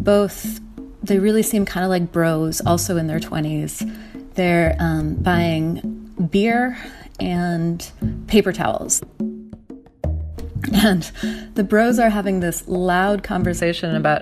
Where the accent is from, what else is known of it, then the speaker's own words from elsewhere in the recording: Minnesota, United States; moved away; I'm originally from Minnesota